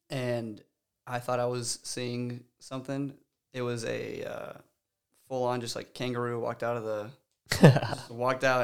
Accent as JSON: {"language": "English", "country": "Guatemala", "tie": "born or raised there", "said": "I wouldn't have traded growing up in Guatemala. I love those people. Um, that was we never we never had to learn Spanish or English. It was just that's we grew up speaking."}